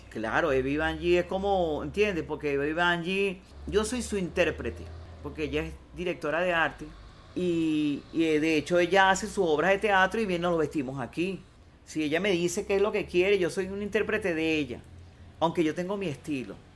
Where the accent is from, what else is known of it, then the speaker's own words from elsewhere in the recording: Venezuela; yo soy venezolano, yo sé cómo es el llano aquí